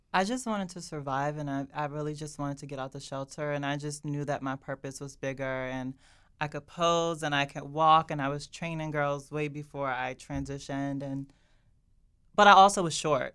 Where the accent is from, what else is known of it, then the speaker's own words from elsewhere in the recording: Maryland, United States; I come from Maryland, an all-Black area